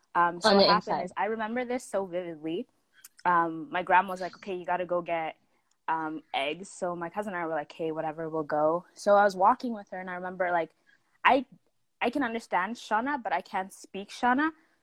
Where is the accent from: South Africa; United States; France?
South Africa; born there; So I was born in South Africa, my mom's from Zim, my dad's from Malawi, so you know, we got some mix in there